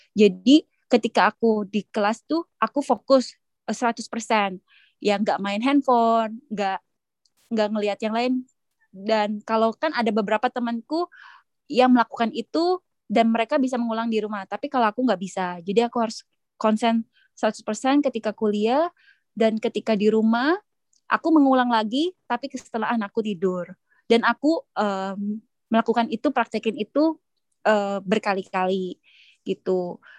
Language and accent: Indonesian; Indonesia; moved away